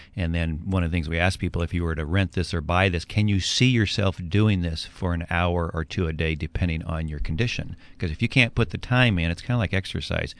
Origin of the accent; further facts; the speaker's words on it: Edmonds, Washington, United States; moved away as an adult; also born or lived in California; I grew up in Edmonds, moved to uh, California for college and career